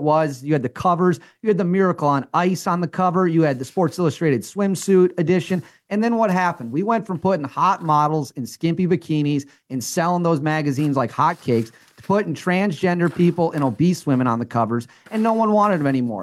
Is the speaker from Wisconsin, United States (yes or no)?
yes; Wisconsin, United States; I'm from Wisconsin. I grew up around Packers fans